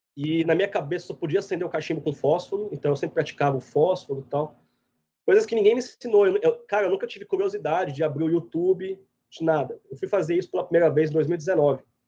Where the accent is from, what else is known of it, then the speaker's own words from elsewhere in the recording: Goiás, Brazil; moved away as an adult; also born or lived in Piracicaba, Brazil; now in United States; eu sou goiano, mas minha família é paulista e gaúcha, cresci em Goiás